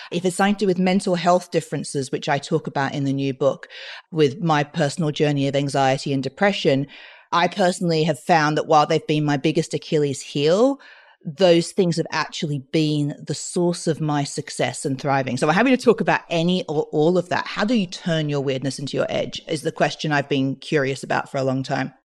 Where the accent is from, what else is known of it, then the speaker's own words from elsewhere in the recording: Australia; I grew up in Australia speaking French because of my Mauritian mother and my, then I had my British dad